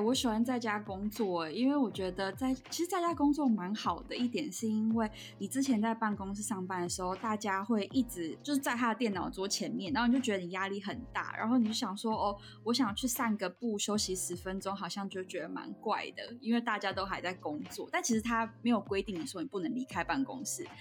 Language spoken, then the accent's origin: Chinese; Taiwan; also born or lived in Ontario, Canada; now in Canada; 那回台湾就是它当然是什么都比较便宜